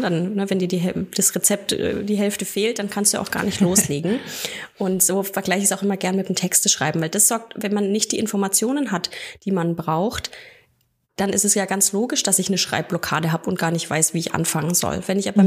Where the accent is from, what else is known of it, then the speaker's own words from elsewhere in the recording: near Nuremberg, Bavaria, Germany; ich bin aus der Nähe von Nürnberg